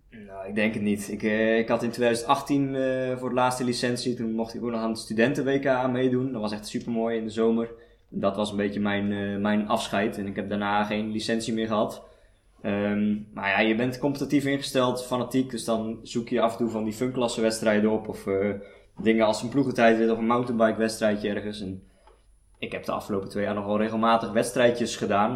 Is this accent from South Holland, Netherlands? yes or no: yes; Sliedrecht, South Holland, Netherlands; moved away; Ik kom oorspronkelijk uit Sliedrecht, uit de Alblasserwaard.